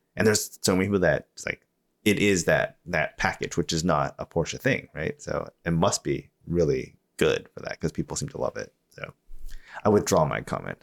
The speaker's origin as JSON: {"language": "English", "region": "Iowa", "country": "United States", "tie": "born or raised there", "moved": "yes", "lives_now": "Snohomish, United States", "said": "I grew up in Iowa"}